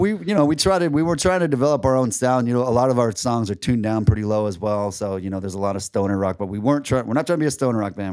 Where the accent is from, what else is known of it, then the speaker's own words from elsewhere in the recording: Seattle, Washington, United States; also born or lived in California; now in St. Petersburg, United States; I'm from Seattle originally